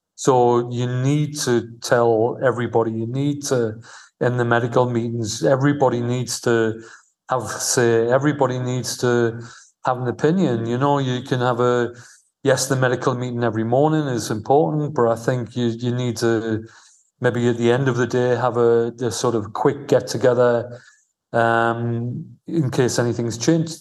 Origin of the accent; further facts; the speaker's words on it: Newcastle upon Tyne, North East England, United Kingdom; moved away as an adult; also born or lived in London; now in Al Ain, United Arab Emirates; I was from Newcastle